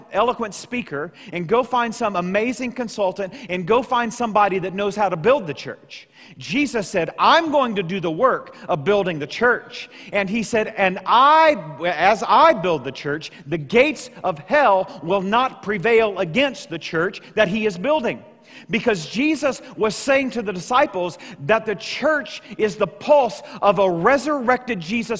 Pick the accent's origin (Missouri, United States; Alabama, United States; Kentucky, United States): Missouri, United States; Southeast; growing up in Southeast Missouri, where I grew up